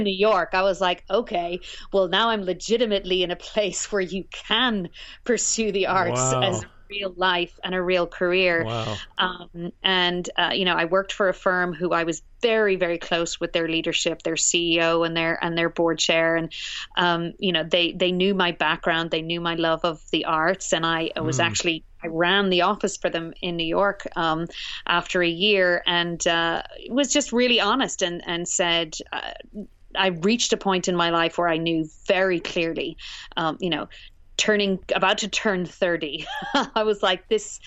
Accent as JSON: {"language": "English", "town": "Cork", "region": "Munster", "country": "Ireland", "tie": "born or raised there", "also_born_or_lived": "Northern Ireland", "moved": "as an adult", "lives_now": "Vermont, United States", "said": "born in the north of Ireland in the very troubled 70s. So we relocated to the south of Ireland where my father is from, and I grew up there in Cork and spent most of my life there until graduate school"}